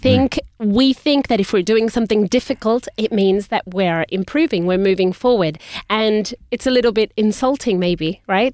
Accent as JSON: {"language": "English", "country": "Australia", "tie": "born or raised there", "moved": "yes", "said": "we were in Australia, so we grew up speaking in English"}